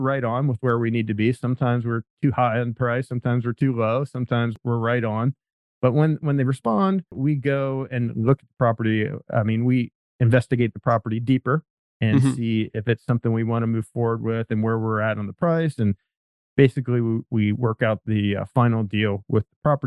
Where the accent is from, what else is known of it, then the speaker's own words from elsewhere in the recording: Pennsylvania, United States; moved away as an adult; now in San Diego, United States; I'm from Pennsylvania originally